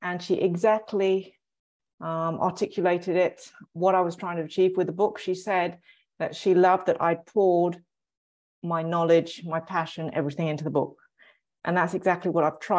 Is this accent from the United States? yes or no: no; England, United Kingdom; I'm English